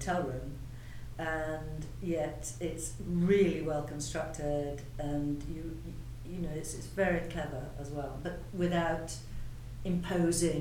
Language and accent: English; Yorkshire and the Humber, United Kingdom; now in London, United Kingdom; my hometown, which is Yorkshire